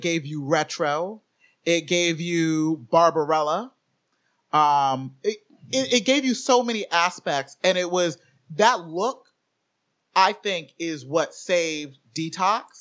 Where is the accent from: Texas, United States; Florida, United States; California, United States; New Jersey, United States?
Florida, United States; Orlando; growing up in Orlando